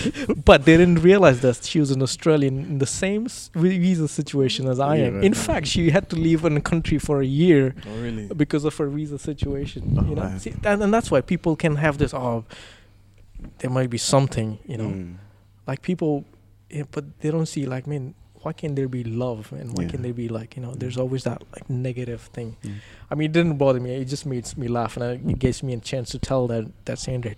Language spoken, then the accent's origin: English; India; there's nothing that we say she's white or I'm like brown and I'm like from India, whatever.